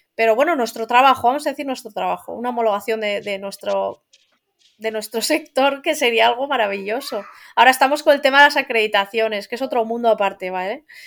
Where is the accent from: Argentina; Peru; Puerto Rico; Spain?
Spain; Asturias; yo soy asturiana, yo vivo en Asturias